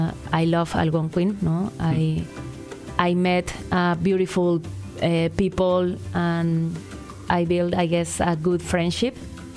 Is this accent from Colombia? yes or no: no; Mexico City, Mexico; English is a second language; moved away as an adult; now in Ottawa, Canada; I'm from Mexico City, so it's opposite to Ottawa.